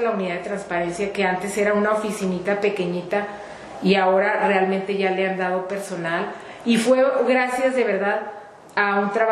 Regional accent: Chihuahua, Mexico; Mira, yo soy una mujer tihuahuense, nací aquí en Chihuahua hace 49 años, estoy casada felizmente, soy abogada de profesión

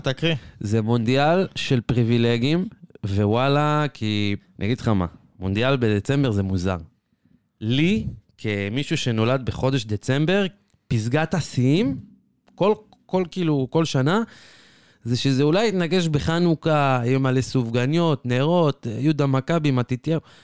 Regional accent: Israel; רובנו כישראלים

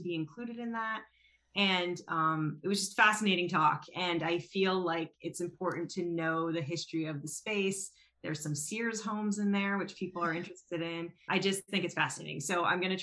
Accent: Philadelphia, Pennsylvania, United States; moved away; I'm actually not from the area. I'm from Philadelphia.

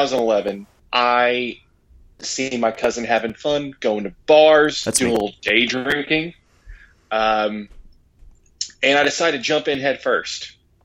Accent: United States; I am also an American who embarked on a Premier League journey about a decade ago.

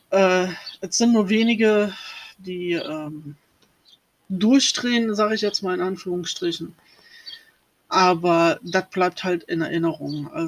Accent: Rhineland-Palatinate, Germany; born there; Ich bin 78 ähm, geboren worden in der Nähe vom Lacher See im Sternzeichen Zwillinge.

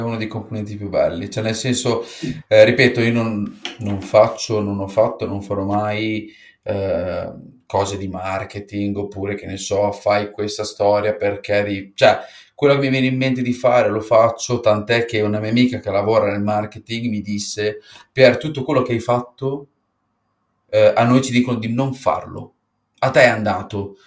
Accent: Apulia, Italy; siamo pugliesi

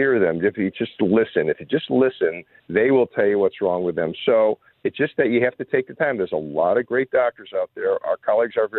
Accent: Chicago, Illinois, United States; I grew up in Chicago

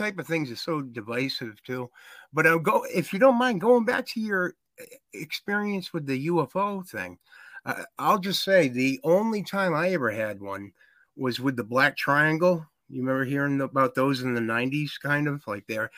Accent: Massachusetts, United States; I'm from Massachusetts

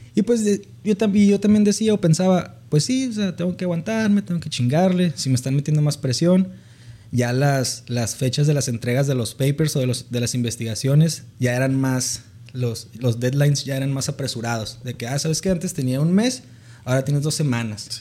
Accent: Mexicali, Baja California, Mexico; Soy originario de Baja California, de Mexicali, Baja California.

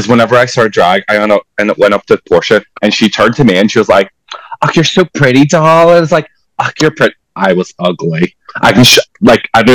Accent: Portugal; moved away as an adult; now in Belfast, United Kingdom; I was born in Portugal. I moved to Belfast in 2014, and I've been living in here ever since

